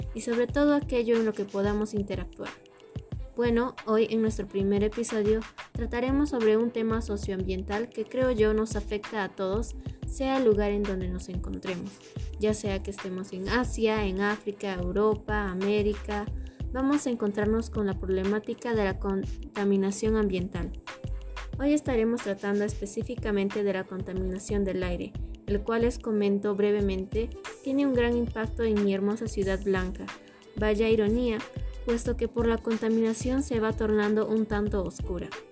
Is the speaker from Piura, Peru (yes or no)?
no; Arequipa, Peru; nací y vivo en la República Independiente de Arequipa